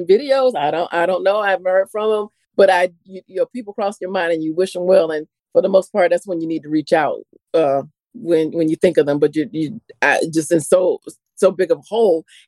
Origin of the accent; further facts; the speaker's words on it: Florida, United States; I'm from Florida